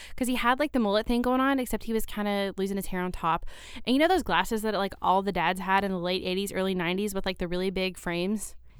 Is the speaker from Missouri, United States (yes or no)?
no; Shepherdsville, Kentucky, United States; grew up in a town just south of Louisville